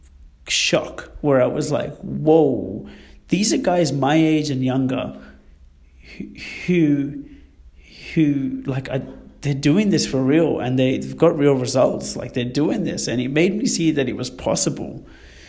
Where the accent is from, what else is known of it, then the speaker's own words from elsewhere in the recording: Sydney, New South Wales, Australia; growing up in Western Sydney